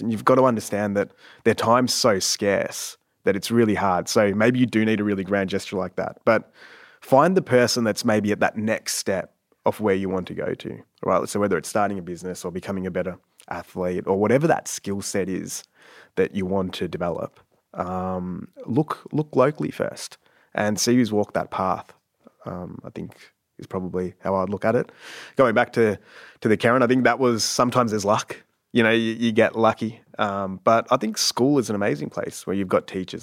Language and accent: English; Sassafras, Victoria, Australia; also born or lived in Canada / Ringwood; most of my childhood was spent in Sassafras, which is a small little town in the Dandenongs.